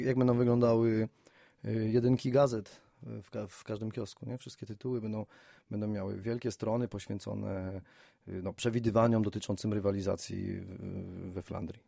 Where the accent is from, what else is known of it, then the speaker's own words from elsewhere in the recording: Wrocław, Lower Silesian Voivodeship, Poland; u nas we Wrocławiu